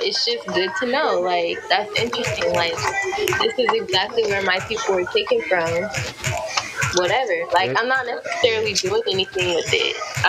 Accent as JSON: {"language": "English", "country": "United States", "said": "I know that I'm African American and we've been here for a while"}